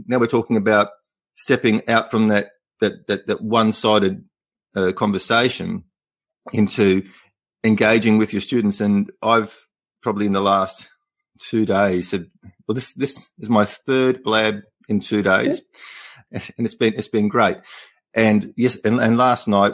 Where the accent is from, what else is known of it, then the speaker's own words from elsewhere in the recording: Australia; first language English; I try not to use Australian slang